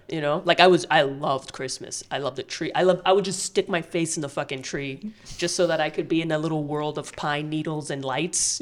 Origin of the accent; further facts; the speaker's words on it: United States; I'm an American